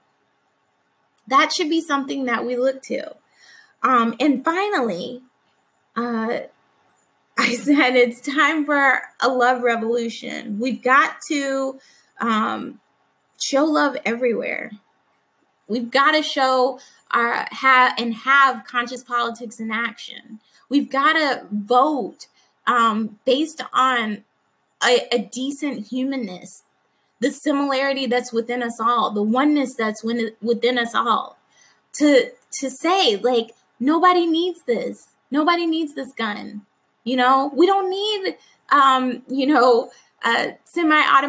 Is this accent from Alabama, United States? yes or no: yes; Alabama, United States; I grew up in Alabama